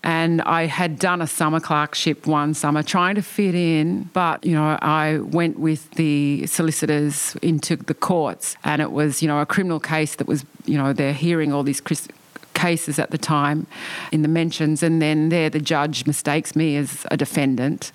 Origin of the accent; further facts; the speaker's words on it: Cairns, Queensland, Australia; I grew up in the north of Australia. I was born in Cairns and I was a kid in the 1970s